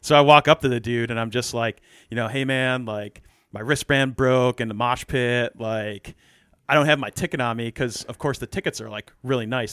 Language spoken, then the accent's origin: English; New York, United States; growing up in New York